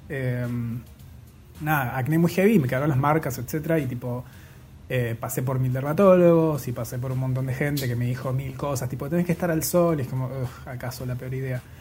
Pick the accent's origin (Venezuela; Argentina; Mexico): Argentina; Bariloche, Río Negro; soy de Bariloche